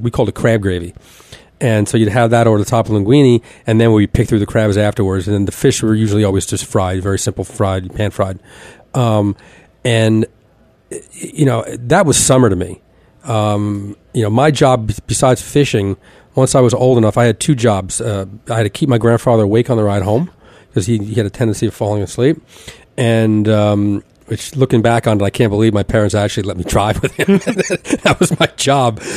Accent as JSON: {"language": "English", "town": "Elizabeth", "region": "New Jersey", "country": "United States", "tie": "born or raised there", "said": "I grew up in Elizabeth, New Jersey"}